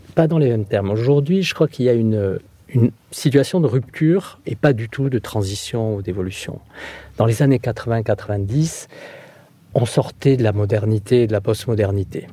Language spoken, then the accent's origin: French; southern Landes, Nouvelle-Aquitaine, France; moved away; also born or lived in Bordeaux / Mayotte; je suis originaire des Landes, euh, du sud des Landes